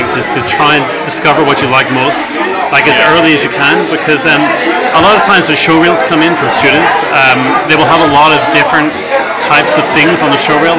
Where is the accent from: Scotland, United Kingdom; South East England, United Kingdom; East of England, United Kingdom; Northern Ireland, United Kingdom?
Northern Ireland, United Kingdom; Belfast; moved away as an adult; also born or lived in York / London; now in Paris, France; From the north of Ireland, from Belfast.